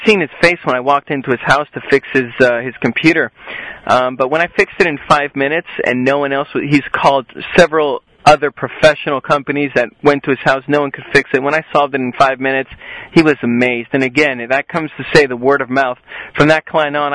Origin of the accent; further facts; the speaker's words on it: southern Spain, Spain; also born or lived in Las Vegas, Nevada, United States; I lived there until I was only 4 years old, and then my mother, she decided to move back to Spain, get out of the whole Vegas life. We went down to the southern part of Spain